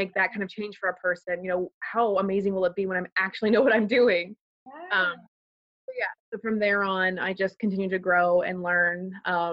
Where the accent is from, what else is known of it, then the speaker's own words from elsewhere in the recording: Pittsburgh area, Western Pennsylvania, United States; I'm originally from the Pittsburgh area of Pennsylvania, so Western Pennsylvania. I grew up on a farm in the middle of nowhere